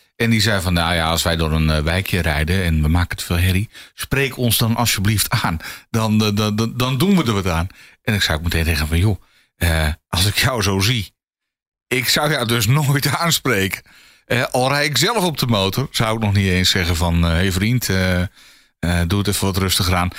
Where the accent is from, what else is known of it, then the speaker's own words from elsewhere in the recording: Volendam, North Holland, Netherlands; ik kom uit Volendam.